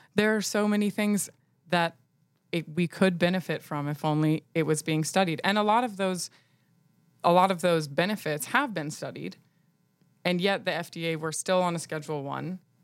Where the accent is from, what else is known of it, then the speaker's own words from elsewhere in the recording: Nashville, Tennessee, United States; also born or lived in New York; I'm from Nashville